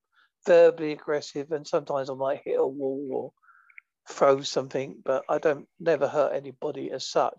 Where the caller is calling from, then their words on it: Holsworthy, South West England, United Kingdom; A place called Holsworthy, which is in Devon, which is in England, a far away, long swim from America.